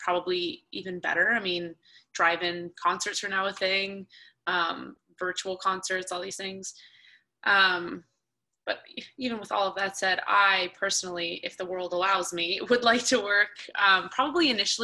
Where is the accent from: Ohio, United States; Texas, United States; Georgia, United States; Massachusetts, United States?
Georgia, United States; Atlanta; we grew up in Atlanta.